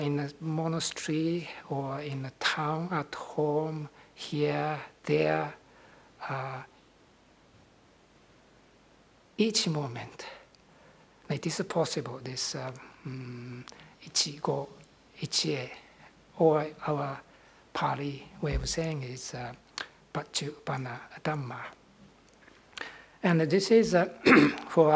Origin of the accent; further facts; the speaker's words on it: Nara, Japan; moved away; Nara, Japan, my hometown